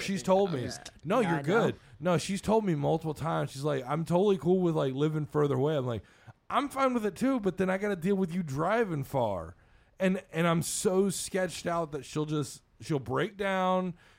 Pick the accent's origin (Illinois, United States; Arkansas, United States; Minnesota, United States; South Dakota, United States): Arkansas, United States; Conway; and I'm from Conway, Arkansas.